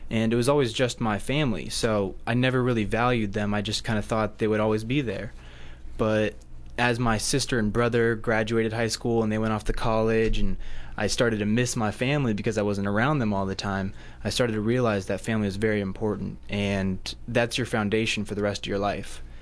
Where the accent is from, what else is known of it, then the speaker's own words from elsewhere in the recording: Hawaii, United States; born there; I was born in Hawaii.